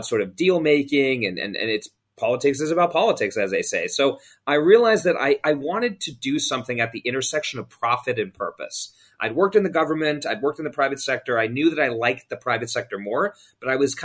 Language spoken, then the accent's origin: English; London, United Kingdom; also born or lived in Hong Kong; I was born in Asia, actually in Hong Kong, lived there for a few years, then moved to London, England, where I grew up as a young man.